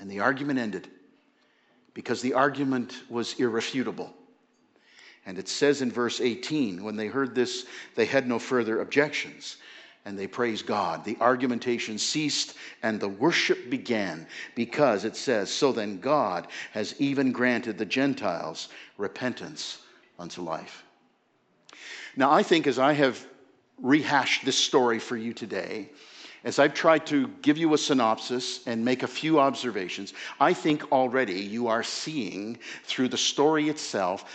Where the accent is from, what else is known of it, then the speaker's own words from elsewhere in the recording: Toronto, Ontario, Canada; also born or lived in Scarborough, Ontario; when I was a little boy growing up in Toronto, grew up at Dufferin and Rogers Road